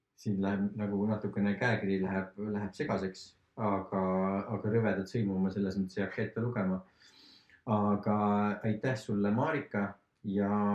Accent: Estonia; also born or lived in Lahemaa; mina olen ka maalt pärit

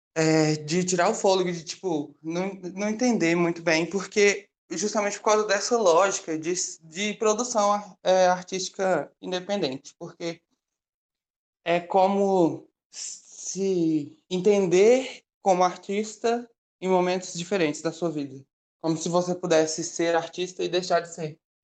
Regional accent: Belo Horizonte, Minas Gerais, Brazil; eu moro em Belo Horizonte, então eu sou uma bicha preta mineira, e aí eu vivi a minha vida toda

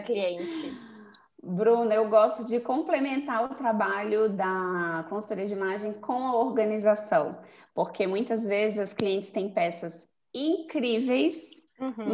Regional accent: Brasília, Federal District, Brazil; also born or lived in Goiânia; Eu, eu nasci em Goiânia, mas eu cresci aqui em Brasília, acho que eu vim morar pra, aqui uns cinco anos, então eu me considero muito mais daqui do que de Goiânia

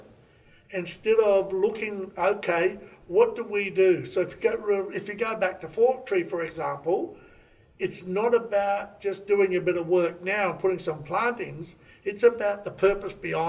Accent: Raukkan, South Australia, Australia; I grew up on Raukan, an Aboriginal community in Lake Alexandrina

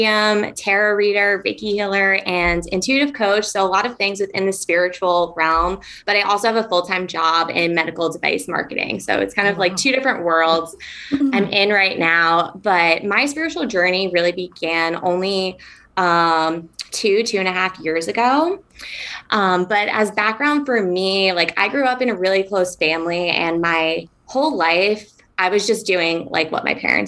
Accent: New York, United States; moved away as an adult; now in San Diego, United States; I grew up in New York on the East Coast

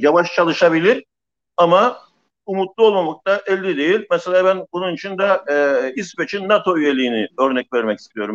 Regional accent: Famagusta, Famagusta District, Cyprus; Bir Mausalı olarak

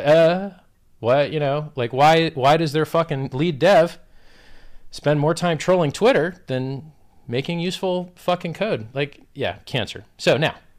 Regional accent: Florida, United States; I'm from Florida

